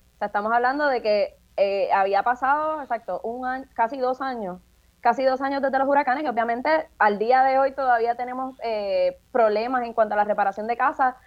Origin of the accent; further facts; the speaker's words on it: San Juan, Puerto Rico; yo soy residente del Caño Martín Peña